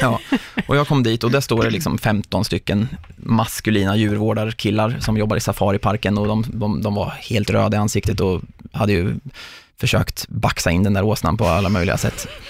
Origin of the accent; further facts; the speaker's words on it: Mjölby, Östergötland, Sweden; där jag bodde då i Mjölby, där jag är uppvuxen.